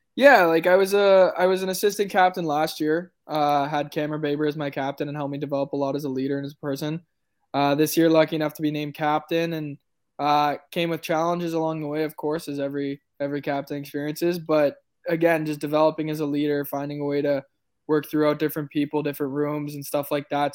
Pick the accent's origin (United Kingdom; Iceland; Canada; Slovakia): Canada; Oakville, Ontario; we're both from Oakville